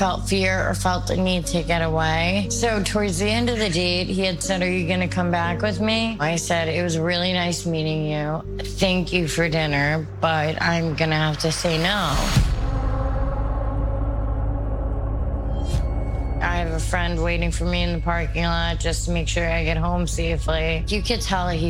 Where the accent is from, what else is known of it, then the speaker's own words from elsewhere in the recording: Long Island, New York, United States; I'm from Long Island